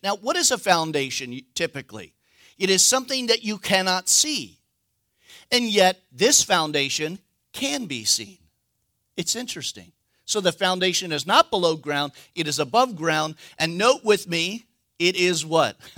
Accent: United States; as a American

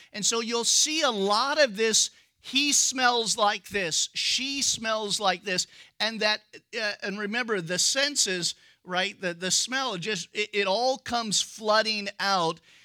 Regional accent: United States; We're American.

